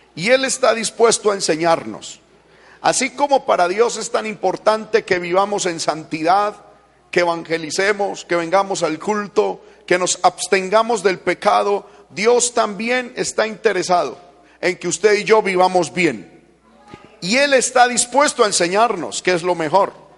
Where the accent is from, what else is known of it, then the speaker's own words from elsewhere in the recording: Paisa, Antioquia, Colombia; como paisa que soy